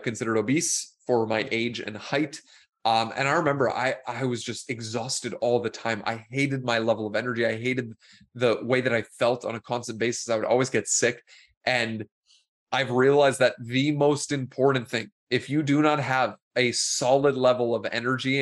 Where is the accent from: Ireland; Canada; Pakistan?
Canada; Toronto, Ontario; also born or lived in Nicaragua; I'm from Toronto